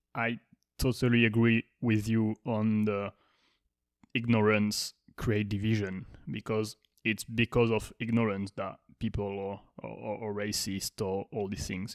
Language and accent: English; France; now in Miami, United States; I'm born in France